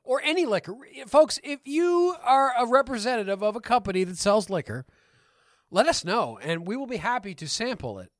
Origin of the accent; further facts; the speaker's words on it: Canada; we're from Canada.